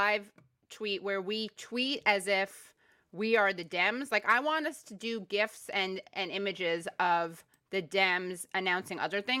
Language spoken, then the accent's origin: English; New York, United States; I'm a New Yorker